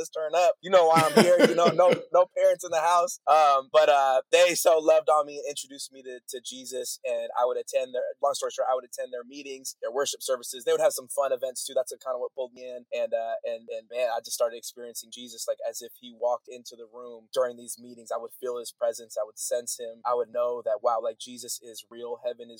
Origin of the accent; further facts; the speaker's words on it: Bay Area, California, United States; I grew up in the Bay Area